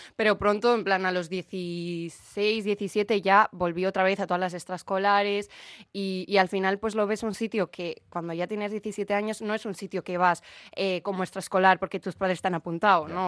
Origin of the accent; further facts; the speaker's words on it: Bilbao, Basque Country, Spain; la ciudad de donde soy